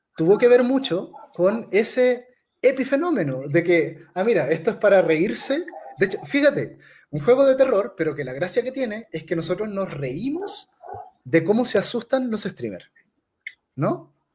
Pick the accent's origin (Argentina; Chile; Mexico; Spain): Chile; yo, como chileno